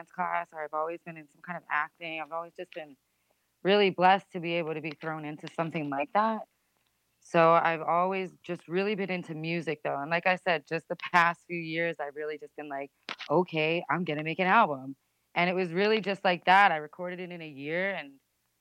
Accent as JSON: {"language": "English", "town": "Rockaway", "region": "New Jersey", "country": "United States", "said": "I'm originally from Rockaway, New Jersey"}